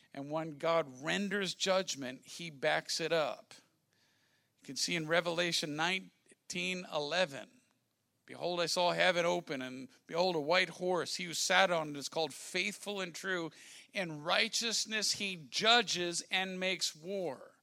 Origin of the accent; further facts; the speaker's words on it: Washington, District of Columbia, United States; I'm from Washington, D.C.